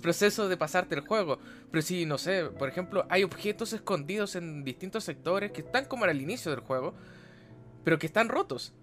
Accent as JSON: {"language": "Spanish", "country": "Chile", "said": "tengo 24 años, soy chileno"}